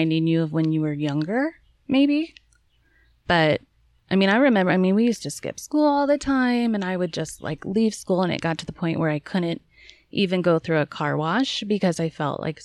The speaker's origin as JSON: {"language": "English", "region": "Kansas", "country": "United States", "tie": "born or raised there", "also_born_or_lived": "St. Louis, Missouri / Chicago, Illinois", "said": "I was born in St. Louis, and then in fourth grade, we moved to Chicago, and then in fifth grade, or something like that, maybe third grade, but in fifth grade, we moved to Kansas, and we've been there forever"}